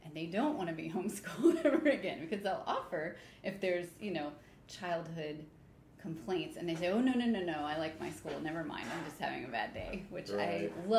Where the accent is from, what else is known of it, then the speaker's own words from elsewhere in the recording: Duval County, Florida, United States; I grew up in Duval County